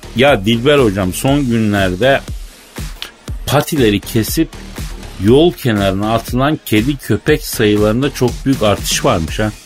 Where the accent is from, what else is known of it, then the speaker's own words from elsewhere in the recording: Turkey; moved away as an adult; now in Istanbul, Turkey; biz Türk erkekleri